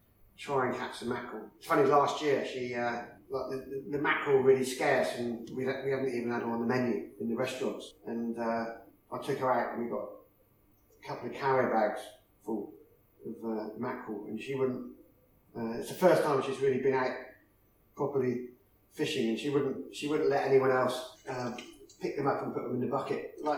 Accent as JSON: {"language": "English", "region": "South West England", "country": "United Kingdom", "tie": "born or raised there"}